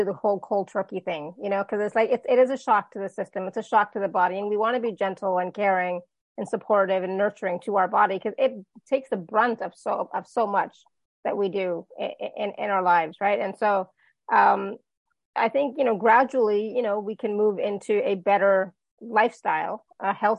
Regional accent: India; I'm Indian.

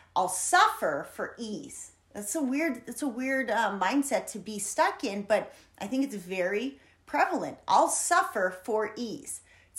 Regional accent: San Diego, California, United States; And I come from San Diego. And while San Diego's beautiful and beautiful people, you know, when you're in that city, you're used to instant gratification.

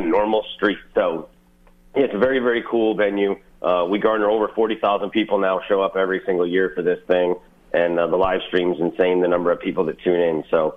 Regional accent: Eastpointe, Michigan, United States; I grew up in East Detroit.

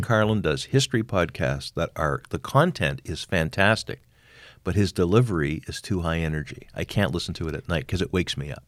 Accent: Montreal, Quebec, Canada; It's my hometown

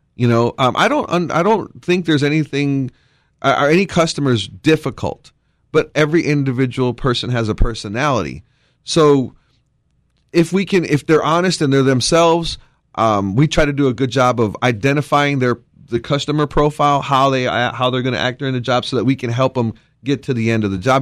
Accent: Wisconsin, United States; now in Texas, United States; Growing up in Wisconsin

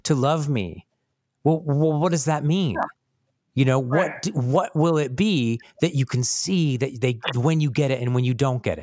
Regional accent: United States; I'm American

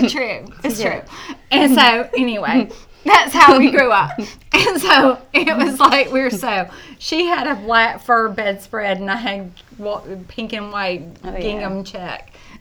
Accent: Mobile, Alabama, United States; also born or lived in Amarillo, Texas; And so Michelle and I were, brought up in Mobile, Alabama, and by a strong-willed mother, fate took us to Amarillo, Texas

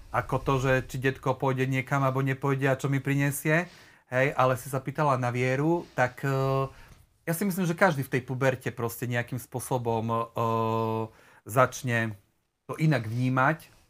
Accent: Haniska, Prešov Region, Slovakia; now in Prešov, Slovakia; celé svoje detstvo a svoju mladosť uh, som strávil vlastne v dedine, blízko Prešova, Haniske pri Prešove

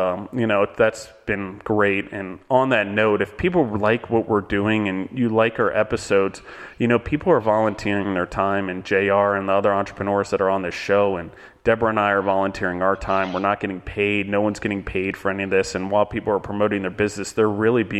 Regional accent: United States; we as Americans

